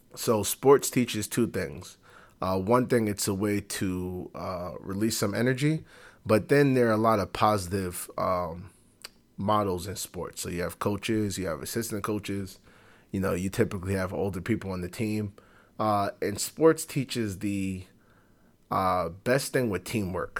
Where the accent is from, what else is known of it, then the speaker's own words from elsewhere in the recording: New York City, New York, United States; growing up on Fordham